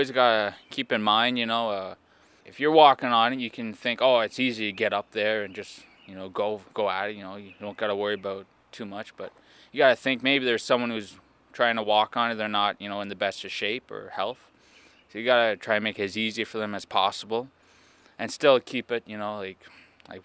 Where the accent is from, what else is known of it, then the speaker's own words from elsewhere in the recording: Quebec, Canada; I'm from Casabajwa, Quebec